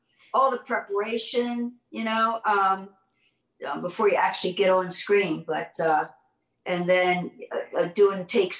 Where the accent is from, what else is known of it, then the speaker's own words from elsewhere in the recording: Baltimore, Maryland, United States; Yeah, I grew up in Baltimore.